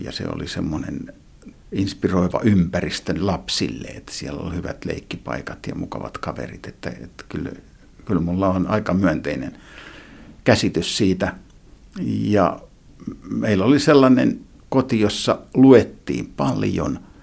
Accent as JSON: {"language": "Finnish", "town": "Lahti", "region": "Päijät-Häme", "country": "Finland", "tie": "born or raised there", "said": "Mä vietin lapsuuteni, lapsuuteni täällä Lahdessa"}